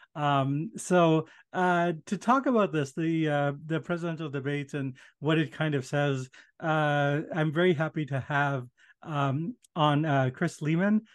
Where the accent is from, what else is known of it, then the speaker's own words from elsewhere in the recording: India; moved away; I was born in India